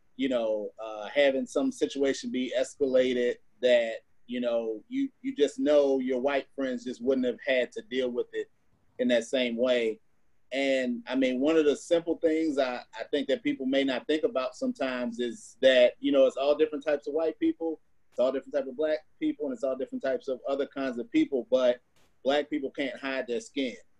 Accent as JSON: {"language": "English", "region": "Missouri", "country": "United States", "tie": "born or raised there", "said": "I grew up in Missouri"}